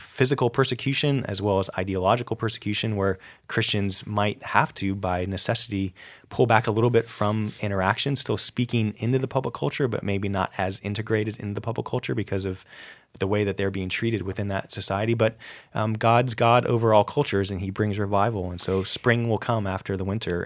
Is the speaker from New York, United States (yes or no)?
yes; upstate New York, United States; I grew up in New, upstate New York, actually I didn't grow up very far from an Amish community